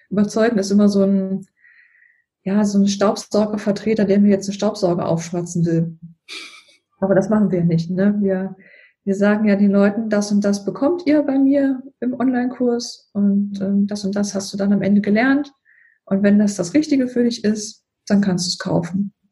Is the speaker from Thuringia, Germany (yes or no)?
yes; Thuringia, Germany; Ich bin Aus Thüringen und ähm, wohnen jetzt in Niedersachsen. Und hier, hier gibt es ja, also wo ich wohne, in der Nähe von Hannover, hier ist ja Standardsprache, also Hochdeutsch.